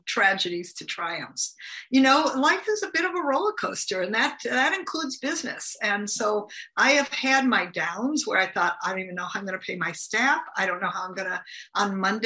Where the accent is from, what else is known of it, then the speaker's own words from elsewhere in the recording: United States; I'm from the United States.